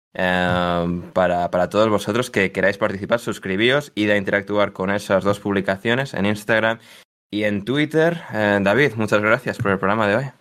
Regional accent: Spain; somos españoles

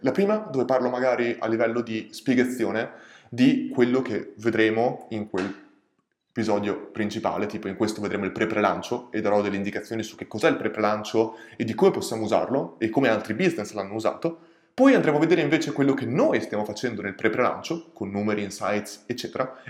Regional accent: Ferrara, Emilia-Romagna, Italy; sono di Ferrara e molte volte facevo quella strada

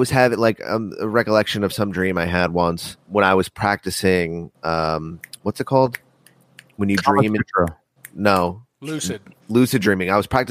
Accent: United States; I'm born American

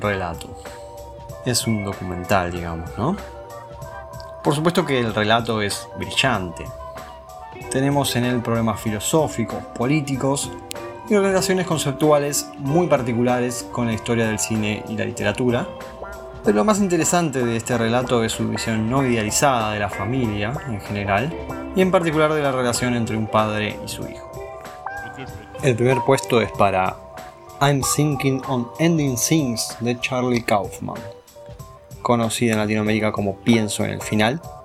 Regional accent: Argentina; como argentinos

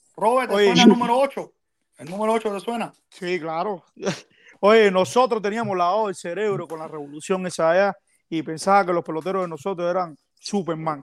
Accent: Cuba; nosotros somos cubanos

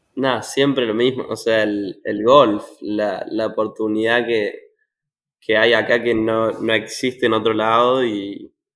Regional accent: Córdoba, Argentina; moved away as an adult; now in Arkansas, United States; yo soy de Córdoba

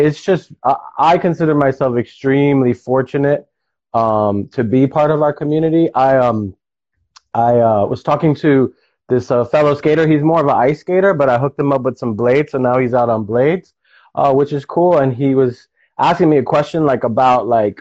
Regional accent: New York City, New York, United States; I was a kid from the Bronx, like, becoming a product of my environment

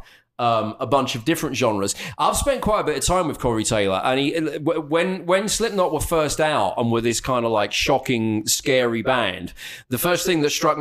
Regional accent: United Kingdom; moved away as an adult; now in Dallas, United States; I'm British

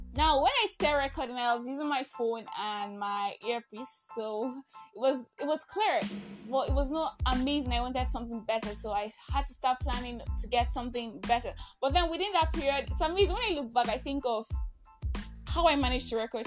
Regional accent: Nigeria; I am that Nigerian Christian talkaholic

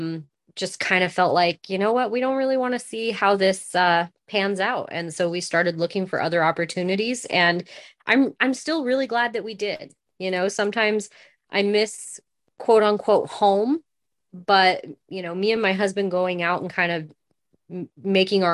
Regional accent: Lakeview, Oregon, United States; moved away as an adult; now in Las Vegas, New Mexico, United States; we established our family in Lakeview, Oregon, which is right across the California border

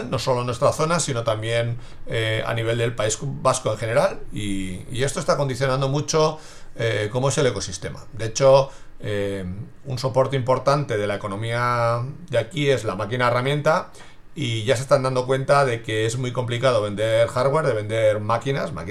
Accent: Basel, Basel-Stadt, Switzerland; born there; No nací aquí, sino que nací en Basilea, en Suiza, soy hijo de migrantes y siempre me ha quedado esa marca eh, de admiración por la gente que deja su entorno y busca su futuro en otro lugar.

